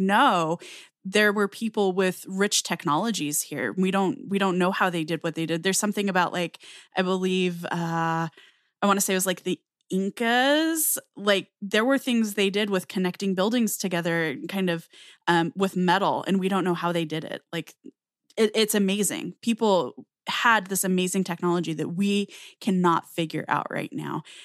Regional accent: Southwest US, United States; I grew up in the Southwest U S. I still live in the Southwestern U S

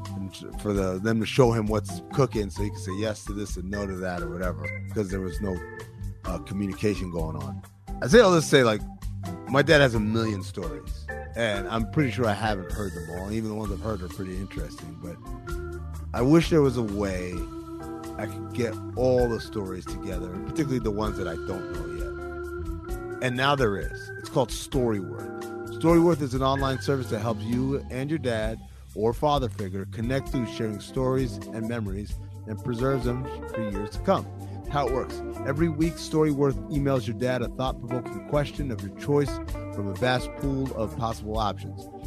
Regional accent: Sudan; moved away; My dad, uh, is from Sudan. I'm from Sudan

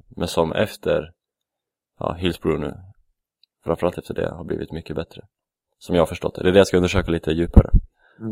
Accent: Västerås, Västmanland, Sweden; moved away; det är där jag är ifrån kanske, från Västerås

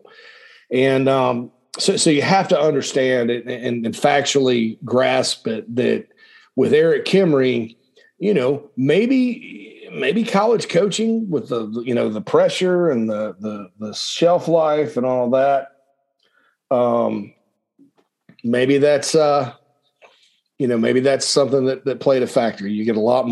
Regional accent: upstate South Carolina, United States; moved away as an adult; also born or lived in Gainesville, Georgia / Nashville, Tennessee; I grew up in South Carolina. I love the state.

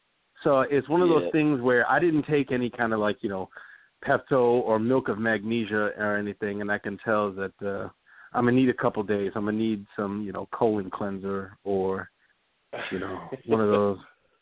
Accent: Dallas, Texas, United States; If anybody confused, I'm from Dallas, Texas.

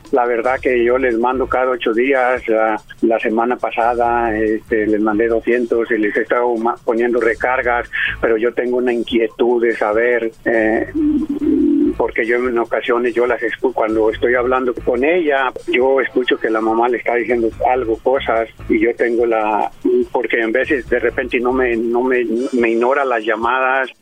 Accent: Jalisco, Mexico; Yo soy de Jalisco.

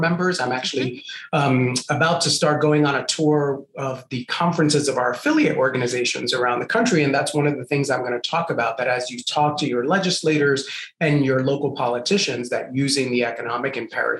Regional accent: New York City, New York, United States; also born or lived in Puerto Rico; I grew up in Puerto Rico and then migrated to the South Bronx, grew up in one of the most dangerous housing projects in the South Bronx in the 1980s

